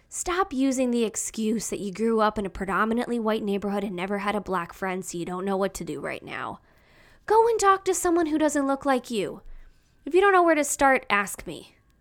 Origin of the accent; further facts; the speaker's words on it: Chicago, Illinois, United States; I'm from Chicago, the city, the South Side